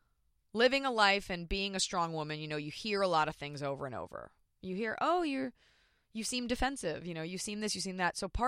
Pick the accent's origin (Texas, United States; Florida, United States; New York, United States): Texas, United States; Dallas; I am from Dallas, Texas.